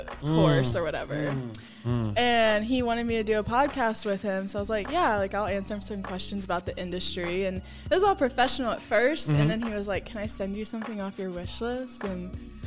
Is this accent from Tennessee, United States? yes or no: no; Gulf Shores, Alabama, United States; moved away as an adult; now in Los Angeles, United States; I spent time in Alabama. I grew up on the beach in Gulf Shores. So it wasn't too country.